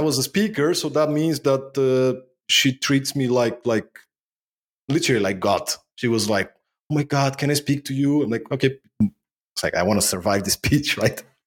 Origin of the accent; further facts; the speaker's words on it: Bulgaria; moved away as an adult; also born or lived in Denmark; now in Sofia, Bulgaria; I was born in Bulgaria, post-communistic Bulgaria, growing up in the nineties.